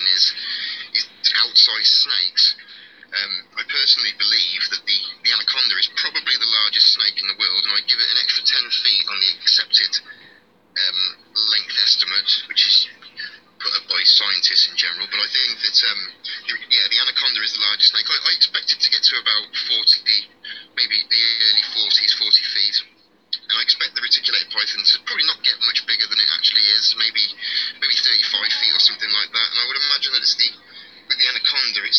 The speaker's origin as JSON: {"language": "English", "area": "Warwickshire", "region": "West Midlands", "country": "United Kingdom", "said": "I'm from Warwickshire"}